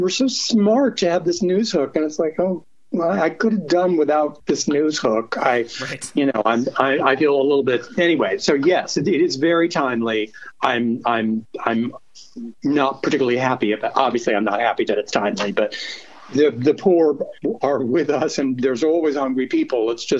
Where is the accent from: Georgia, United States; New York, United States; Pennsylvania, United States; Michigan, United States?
New York, United States; I'm a New Yorker.